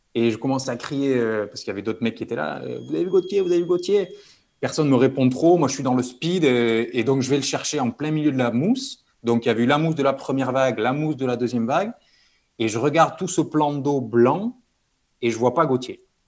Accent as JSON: {"language": "French", "town": "Bayonne", "region": "Nouvelle-Aquitaine", "country": "France", "tie": "born or raised there", "also_born_or_lived": "Toulouse", "moved": "as an adult", "said": "grandi près de la mer, donc au Pays Basque, à je pense 5 minutes de la plage."}